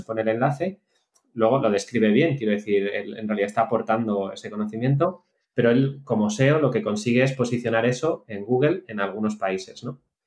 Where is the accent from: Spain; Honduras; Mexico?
Spain; somos todos españoles